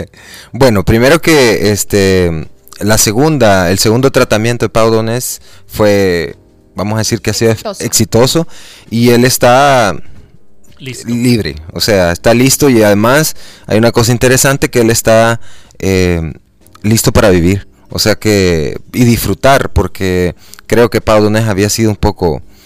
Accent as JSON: {"language": "Spanish", "country": "El Salvador", "said": "si nosotros somos salvadoreños"}